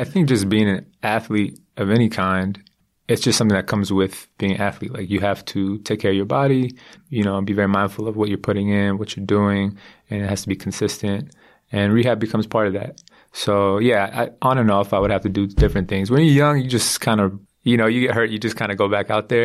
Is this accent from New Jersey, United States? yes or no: no; San Diego, California, United States; I'm from San Diego. I grew up in San Diego and went to San Diego State